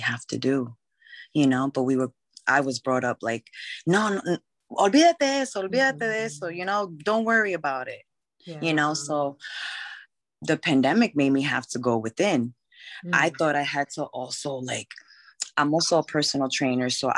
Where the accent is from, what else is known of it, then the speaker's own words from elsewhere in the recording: Bay Shore, New York, United States; also born or lived in Flushing, Queens, New York; I grew up in Long Island in Bayshore.